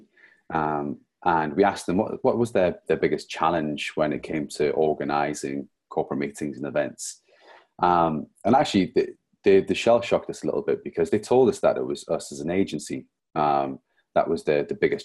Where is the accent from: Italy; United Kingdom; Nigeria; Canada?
United Kingdom; Newcastle upon Tyne, North East England; now in St Albans, United Kingdom; Today I'm actually joining you from St. Albans, but I'm originally from Newcastle